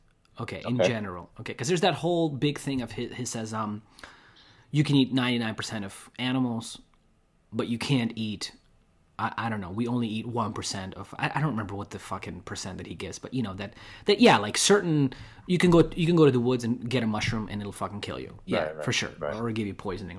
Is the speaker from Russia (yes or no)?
yes; Russia; moved away; I grew up with it in Russia.